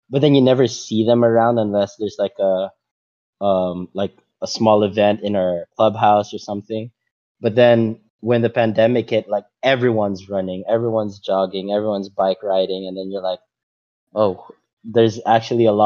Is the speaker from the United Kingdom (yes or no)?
no; Macau; they talked about top five things that you learn from growing up in Macau, or top if roughly something like that, right?